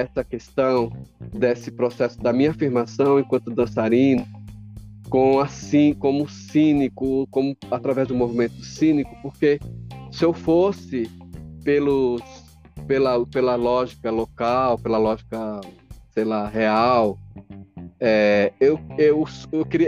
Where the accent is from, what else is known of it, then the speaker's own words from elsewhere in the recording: São Paulo, Brazil; also born or lived in Alagoas; eu, enquanto sujeito alagoano que saio de Alagoas com 10 anos, certo? Em 1974 venho para cá em plena ditadura conta, nem sabia que existia, estava com 10 anos, chego aqui em São Paulo